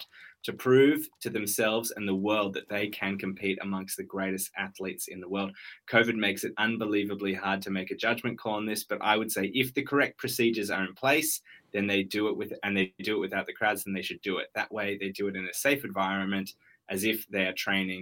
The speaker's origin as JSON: {"language": "English", "town": "Sydney", "region": "New South Wales", "country": "Australia", "tie": "born or raised there", "said": "I grew up in Sydney."}